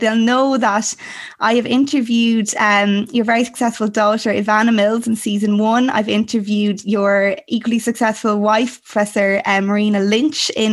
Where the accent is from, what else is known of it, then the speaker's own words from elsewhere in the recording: Westmeath, Ireland; we're both from Westmeath. We both grew up on farms